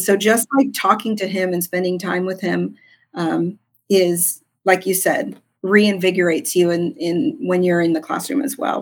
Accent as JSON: {"language": "English", "region": "Southern California", "country": "United States", "said": "I'm originally from Southern California."}